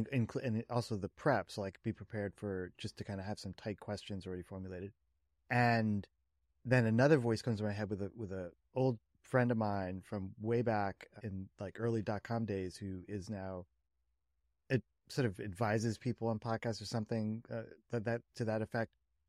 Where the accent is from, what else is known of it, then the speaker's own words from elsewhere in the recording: Princeton, New Jersey, United States; I grew up in Princeton, New Jersey.